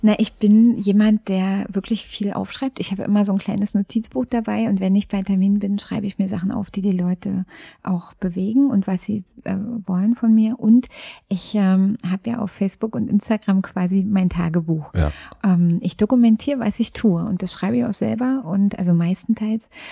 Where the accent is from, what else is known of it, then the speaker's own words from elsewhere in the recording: Frankfurt, Brandenburg, Germany; now in Berlin, Germany; Ich bin in Frankfurt-Oder geboren. Ich habe ähm, eine ostdeutsche Anfangsbiografie